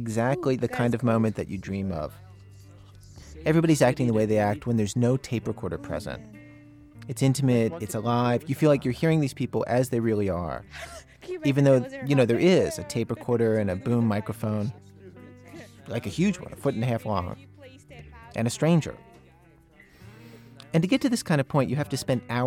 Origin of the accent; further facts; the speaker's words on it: Baltimore, Maryland, United States; now in Chicago, United States; my hometown, Baltimore